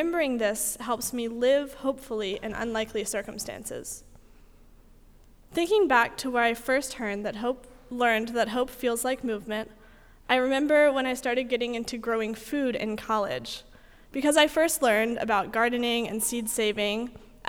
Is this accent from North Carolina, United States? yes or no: yes; North Carolina, United States; I'm from North Carolina